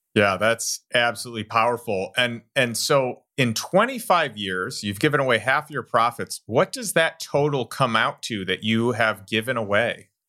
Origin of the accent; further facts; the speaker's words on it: Elgin, Illinois, United States; I grew up in Elgin, and I grew up right down the road from Safety Clean right there